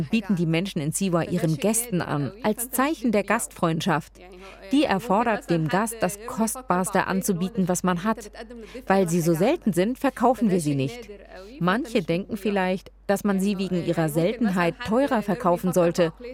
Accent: Rimini, Emilia-Romagna, Italy; German is a second language; Italien {S1} essen wir sie immer zu Weihnachten, jedenfalls in meiner Heimatstadt Rimini.

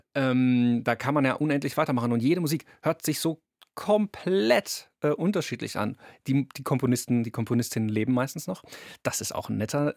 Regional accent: Karlsruhe, Baden-Württemberg, Germany; ich komme aus Karlsruhe

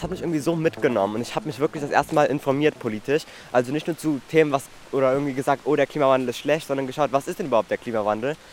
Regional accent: Berlin, Germany; also ich bin in der Großstadt aufgewachsen. Ähm, und ich hatte eigentlich eine sehr schöne Kindheit, weil vor allem auch in der Gropiusstadt

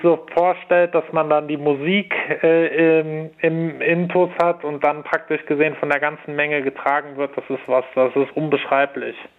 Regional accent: Cologne, North Rhine-Westphalia, Germany; Ich komme ja aus Köln

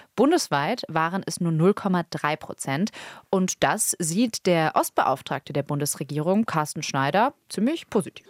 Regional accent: North Rhine-Westphalia, Germany; ich komme aus NRW

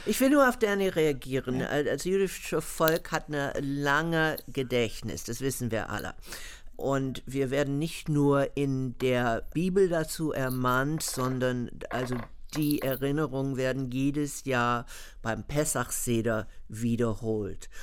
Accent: United States; born or raised there

